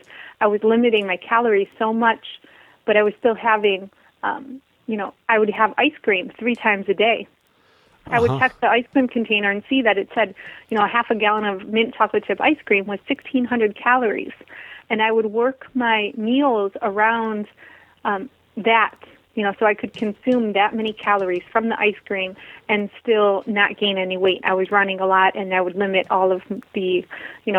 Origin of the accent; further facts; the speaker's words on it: Michigan, United States; I grew up in Michigan, the Midwest